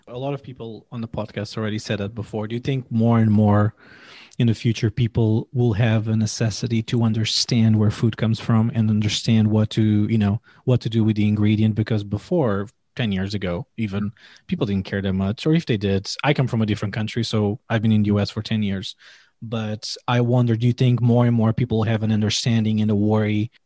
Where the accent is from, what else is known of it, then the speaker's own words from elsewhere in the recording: Portugal; I come from Portugal